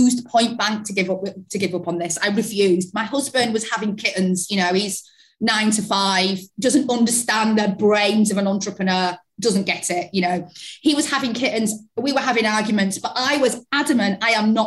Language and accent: English; Yorkshire and the Humber, United Kingdom; also born or lived in London; I moved back to Yorkshire from London, and I was in an office in London working for an agency, when I moved back home